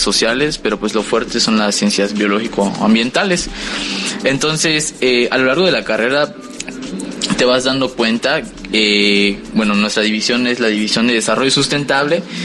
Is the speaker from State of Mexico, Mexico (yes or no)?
no; Cozumel, Quintana Roo, Mexico; also born or lived in Chetumal; yo soy de aquí de Cozumel